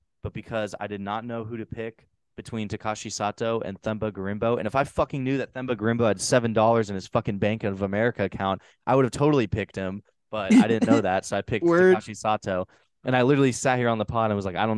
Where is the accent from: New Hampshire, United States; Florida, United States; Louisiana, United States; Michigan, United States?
New Hampshire, United States; my home state of New Hampshire